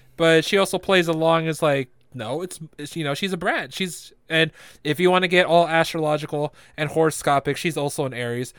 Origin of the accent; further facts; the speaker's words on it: Philippines; I'm Filipino